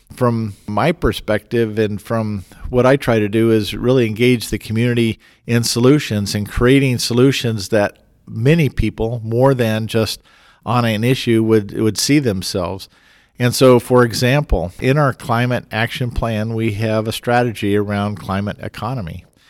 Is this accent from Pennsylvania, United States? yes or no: no; Fort Collins, Colorado, United States; Growing up in Fort Collins, and that's my hometown, when I was fourteen, I was mayor for the day